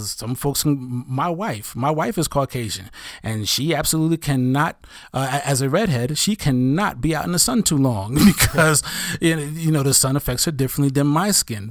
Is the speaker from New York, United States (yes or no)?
yes; New York City, New York, United States; I'm an African-American male who grew up in Brooklyn, New York